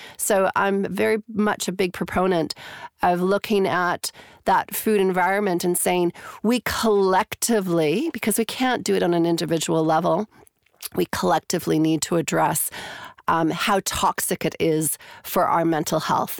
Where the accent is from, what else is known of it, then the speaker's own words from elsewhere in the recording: Canada; moved away as an adult; also born or lived in Calgary, Alberta, Canada / Toronto, Canada; now in New Zealand; I'm originally from Canada